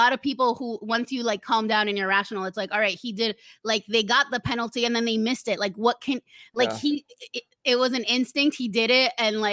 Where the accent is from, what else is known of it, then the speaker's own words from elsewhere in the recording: Argentina; also born or lived in Uruguay; I'm also from Argentina.